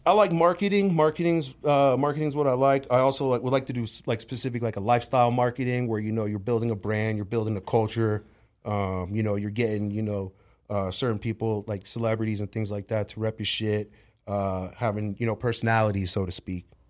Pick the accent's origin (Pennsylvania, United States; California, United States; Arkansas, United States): California, United States; San Diego; growing up in San Diego, even being 10, 15 minutes from the Tijuana border